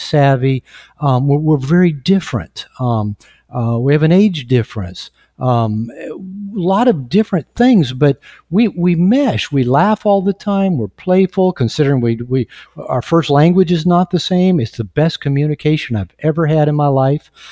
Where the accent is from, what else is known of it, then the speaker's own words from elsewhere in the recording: United States; now in Mexico; I'm, I'm from the United States. We live in Mexico